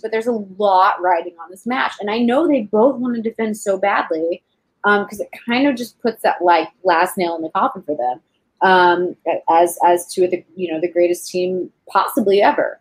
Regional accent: Texas, United States; also born or lived in Fort Polk, Louisiana; I'm from Texas, and when I was in high school, we uh, our dance team came to California to compete in nationals

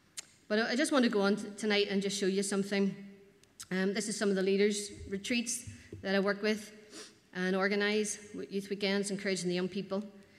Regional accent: Northern Ireland, United Kingdom; moved away as an adult; also born or lived in Palencia, Spain; We come from Northern Ireland.

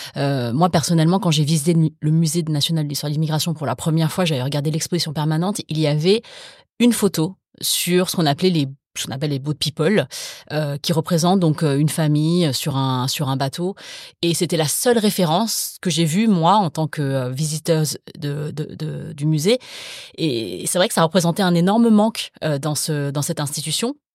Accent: France; les deuxièmes générations comme moi, c'est-à-dire nées sur le sol français

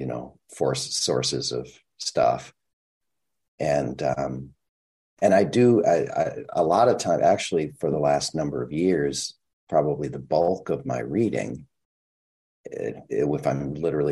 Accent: Minnesota, United States; I'm from Minnesota

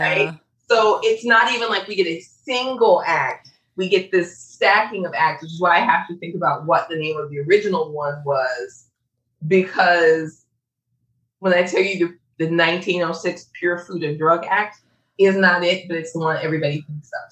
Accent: Chicago, Illinois, United States; I am from Chicago where we had a poison cluster

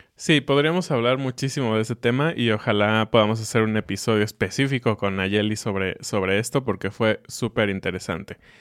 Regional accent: Mexico; nosotros que somos mexicanos

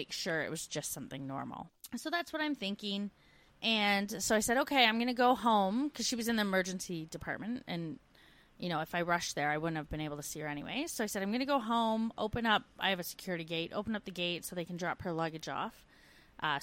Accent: Canada; moved away as an adult

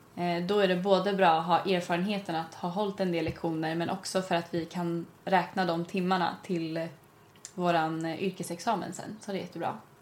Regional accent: Stockholm, Stockholm County, Sweden; jag är från Stockholm

